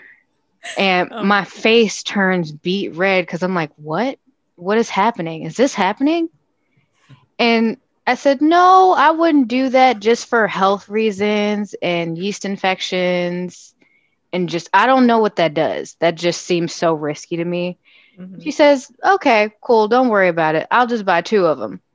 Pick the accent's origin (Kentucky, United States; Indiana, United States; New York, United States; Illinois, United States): Illinois, United States; Chicago; I'm homegrown from Chicago, West Side